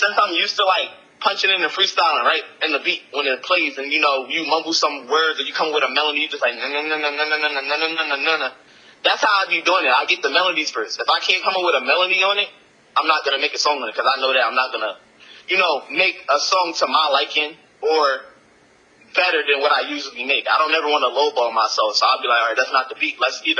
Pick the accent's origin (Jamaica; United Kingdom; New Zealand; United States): Jamaica; you know, I'm Jamaican, Caribbean Islands, so all the drums and instruments they were using was just a real at-home vibe to my culture.